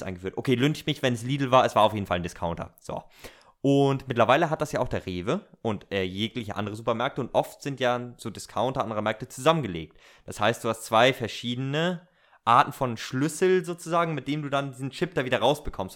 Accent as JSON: {"language": "German", "region": "Northern Germany", "country": "Germany", "said": "Wir sind ja Norddeutsche"}